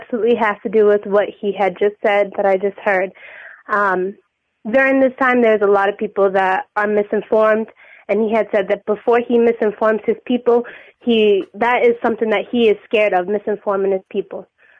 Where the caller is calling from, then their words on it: New Bedford, Massachusetts, United States; I'm calling from New Bedford, Massachusetts, a very small town.